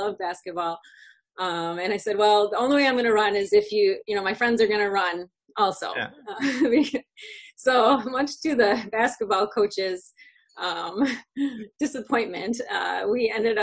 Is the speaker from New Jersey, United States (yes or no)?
no; Otisville, Michigan, United States; moved away as an adult; now in Hawaii, United States; So I grew up in the Midwest. I grew up in a little town in Michigan that's called Otisville